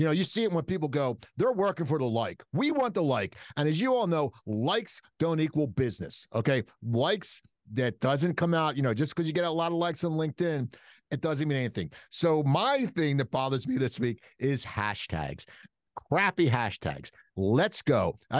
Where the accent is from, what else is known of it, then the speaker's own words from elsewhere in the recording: East Coast, United States; No, it's soda. Yeah, we're from the East Coast. And it's Taylor pork roll.